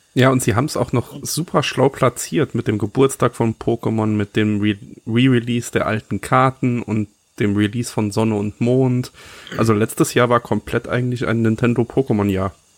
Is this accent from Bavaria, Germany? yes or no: no; Saarland, Germany; ich bin Saarländer